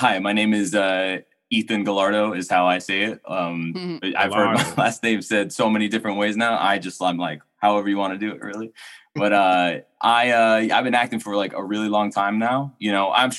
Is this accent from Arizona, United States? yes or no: no; Pharr, Texas, United States; moved away; I grew up in South Texas. I grew up in a city called Farr